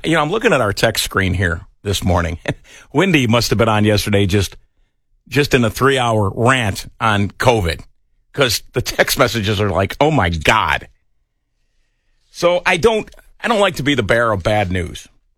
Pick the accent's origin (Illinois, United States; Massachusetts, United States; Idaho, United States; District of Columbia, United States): Illinois, United States; West Chicago; also born or lived in Winfield, Illinois; in my neighborhood where I grew up basically in Winfield and West Chicago, Illinois